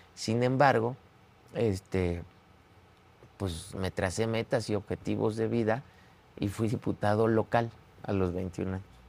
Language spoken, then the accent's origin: Spanish; Mexico; todos somos mexicanos